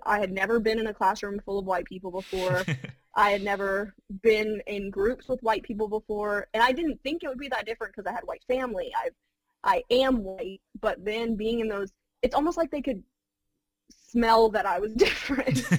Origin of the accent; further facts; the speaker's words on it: Clayton County, Georgia, United States; also born or lived in Florida; the Clayton County area, uh, and I grew up there pretty much all of my memorable life